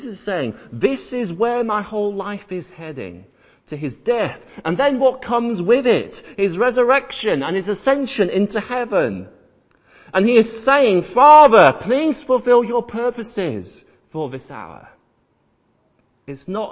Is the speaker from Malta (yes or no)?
no; York, Yorkshire and the Humber, United Kingdom; I was born and raised in York, and if you've ever been to York, then you'll know of the Minster, the cathedral